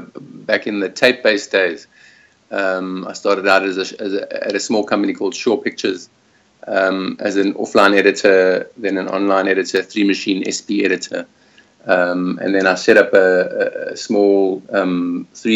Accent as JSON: {"language": "English", "town": "Johannesburg", "region": "Gauteng", "country": "South Africa", "tie": "born or raised there", "also_born_or_lived": "Springs / Cape Town", "moved": "as an adult", "lives_now": "Australia", "said": "I am originally from Johannesburg, born in Springs, which is deep south, south of Joburg, and then moved to Cape Town about 20 years, going on 20 years ago"}